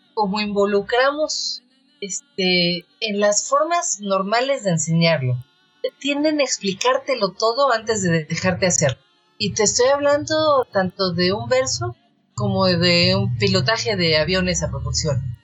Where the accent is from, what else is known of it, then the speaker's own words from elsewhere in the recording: Mexico City, Mexico; Yo soy una poeta chilanga